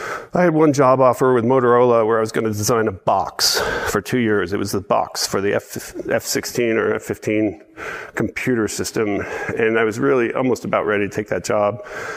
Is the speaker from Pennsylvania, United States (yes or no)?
no; Washington, District of Columbia, United States; now in Tasmania, Australia; I grew up in the East Coast. Okay. This was in Washington D.C. area